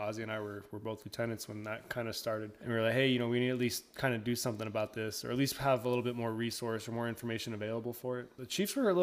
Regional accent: Texas, United States; I'm from Buttfuck, Texas

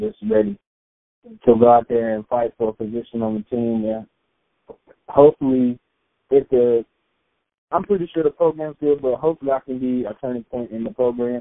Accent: Winston-Salem, North Carolina, United States; moved away as an adult; now in Seattle, United States; I come from Winston, North Carolina.

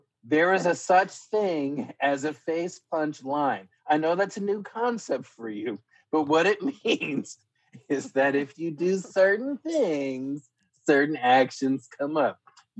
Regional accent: Philadelphia, Pennsylvania, United States; I grew up in Philly

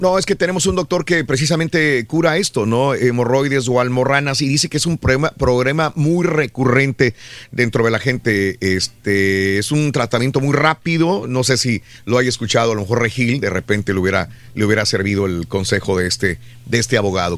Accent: Matamoros, Tamaulipas, Mexico; moved away; soy de Matamoros

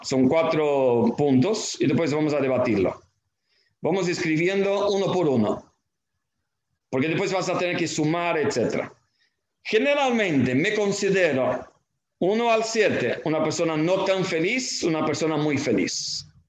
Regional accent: Argentina; como argentinos

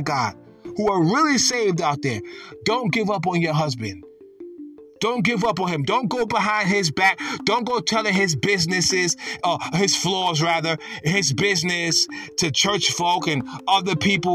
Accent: New York, United States; I'm from New York

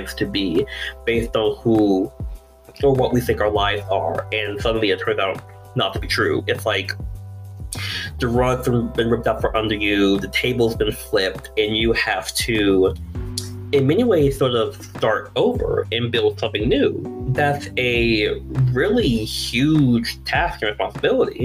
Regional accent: Virginia, United States; now in Texas, United States; I'm originally from Virginia. Now I'm down here in Texas

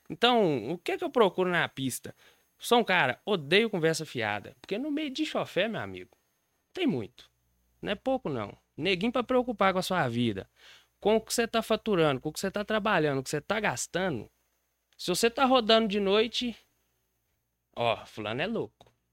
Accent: Diamantina, Minas Gerais, Brazil; Eu sou de Diamantina.

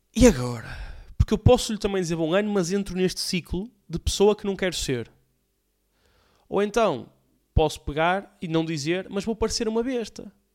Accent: Alfena, Porto District, Portugal; also born or lived in Valongo; now in Águas Santas, Portugal; sou originário de Alfena, terra que adoro

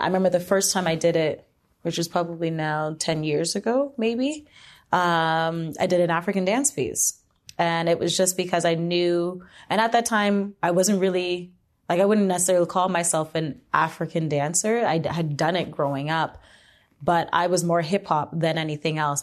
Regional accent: Hamilton, Ontario, Canada; I grew up in Hamilton

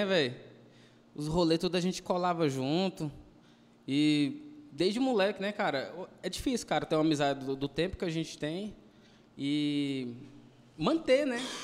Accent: Goiânia, Goiás, Brazil; Do pé rachado que dizem

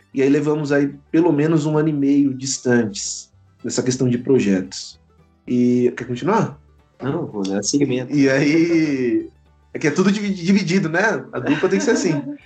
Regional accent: Itu, São Paulo, Brazil; now in Guarulhos, Brazil; Sou de Itu, interior de São Paulo, mas vivo e sobrevivo em Guarulhos

